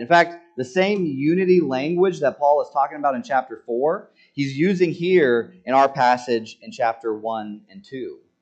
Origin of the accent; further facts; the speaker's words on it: United States; as American citizens